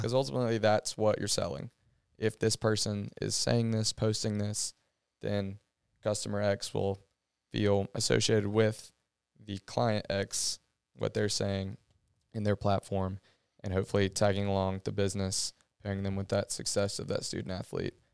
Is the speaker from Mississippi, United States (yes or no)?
no; Athens, Georgia, United States; growing up in Athens, being at Georgia